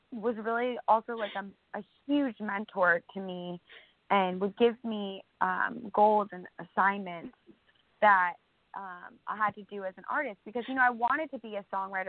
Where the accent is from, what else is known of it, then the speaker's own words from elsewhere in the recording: near Chicago, Illinois, United States; I'm born and raised in Illinois, right near Chicago, north of the city on Lake Michigan.